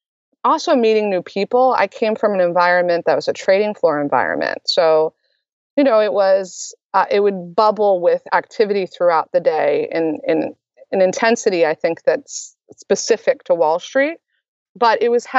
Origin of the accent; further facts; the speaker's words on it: Maryland, United States; moved away as an adult; also born or lived in New York City; I'm originally from Maryland